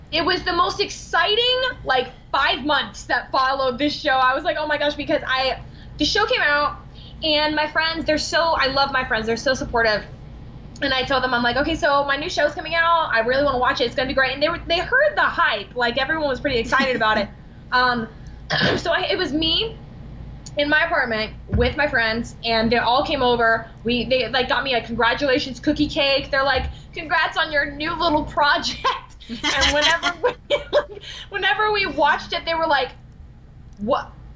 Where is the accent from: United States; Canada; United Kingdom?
United States; Alabama; I went back to Alabama